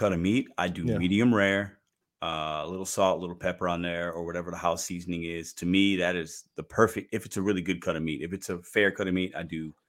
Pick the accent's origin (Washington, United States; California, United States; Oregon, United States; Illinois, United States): Illinois, United States; Chicago; if you put ketchup on hot dogs, you're a little crazy, but I'm from Chicago, so only mustard goes on hot dogs.